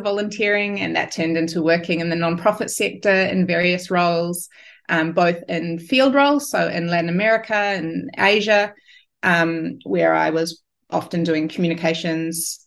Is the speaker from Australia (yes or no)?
no; New Zealand; moved away as an adult; I'm a Kiwi